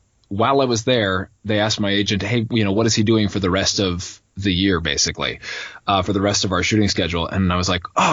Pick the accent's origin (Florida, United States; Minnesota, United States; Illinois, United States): Minnesota, United States; Minneapolis; moved away; I'm from Minneapolis, Minnesota area, originally.